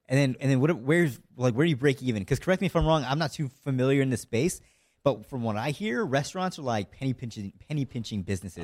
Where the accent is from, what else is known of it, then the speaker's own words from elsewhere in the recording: near Seattle, Washington, United States; from Washington State, so, like, near Seattle